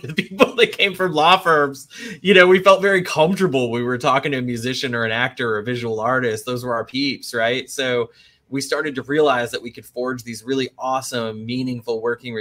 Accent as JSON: {"language": "English", "region": "North Central Texas", "country": "United States", "tie": "born or raised there", "also_born_or_lived": "Boston", "moved": "as an adult", "lives_now": "New Orleans, United States", "said": "I grew up in North Central Texas, single mom, didn't have a lot of money."}